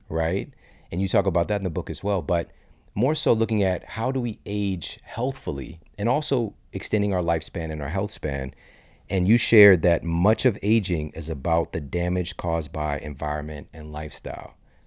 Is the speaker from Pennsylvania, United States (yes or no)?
no; St. Louis, Missouri, United States; S T L, my hometown